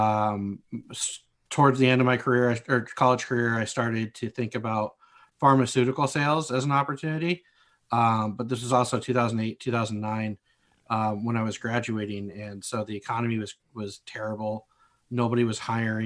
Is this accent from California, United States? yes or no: yes; just north of Los Angeles, Southern California, United States; moved away as an adult; also born or lived in Marquette, Michigan; I was born and raised in Southern California, just north of Los Angeles